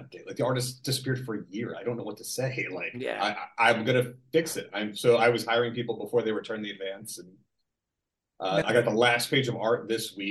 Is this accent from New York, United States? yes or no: yes; Long Island, New York, United States; accent: Long Island; my Long Island accent